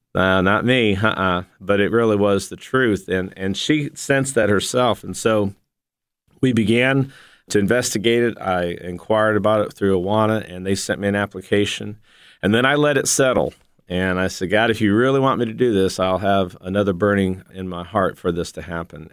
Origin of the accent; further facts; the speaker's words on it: Ashtabula, Ohio, United States; moved away as an adult; also born or lived in Memphis; I grew up in Asheville, Ohio